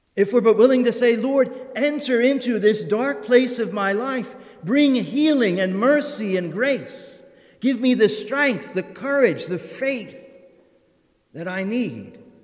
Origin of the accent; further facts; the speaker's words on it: United States; moved away; I am originally from Perry County, and where my parents live is a very, very rural and heavily wooded area